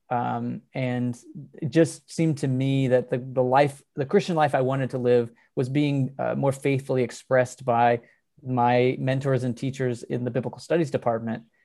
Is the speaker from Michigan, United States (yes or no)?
no; Texas, United States; growing up in Texas